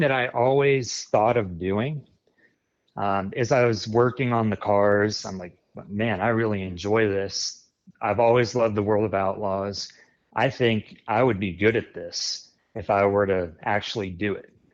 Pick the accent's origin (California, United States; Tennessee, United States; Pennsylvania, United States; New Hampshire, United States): Pennsylvania, United States; New Cumberland; I'm from New Cumberland, Pennsylvania, near Harrisburg